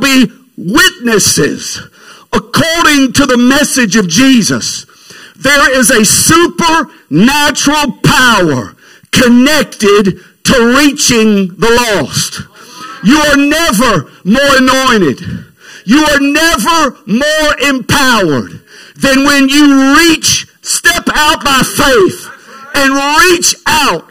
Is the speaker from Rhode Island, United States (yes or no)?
no; Alexandria, Louisiana, United States; now in Lafayette, United States; We were raised in Alexandria